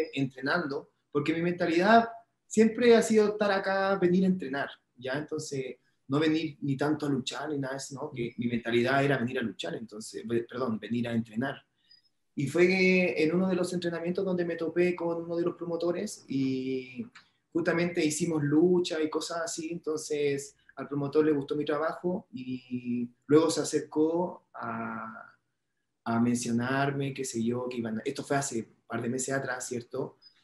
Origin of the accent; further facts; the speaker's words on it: Chile; now in Mexico; todo mi pueblo chileno